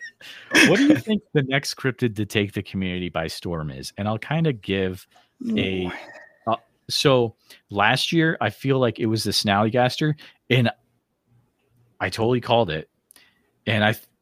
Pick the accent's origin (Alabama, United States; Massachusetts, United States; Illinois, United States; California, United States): Massachusetts, United States; Western; growing up in Western Mass as a young kid